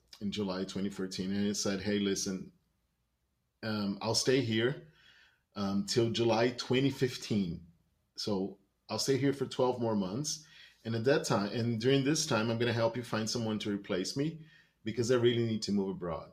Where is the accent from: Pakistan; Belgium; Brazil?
Brazil; English is a second language; moved away as an adult; also born or lived in China; I am from Brazil. I was born in Brazil, spent most of my life in Brazil